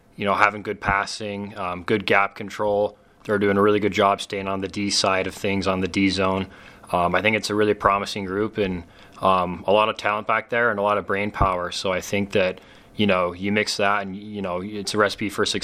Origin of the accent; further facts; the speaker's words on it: West Valley City, Utah, United States; my hometown team